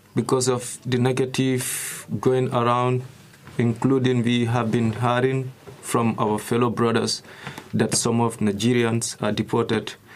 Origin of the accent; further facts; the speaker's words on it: Gambia; moved away as an adult; now in Germany; from Gambia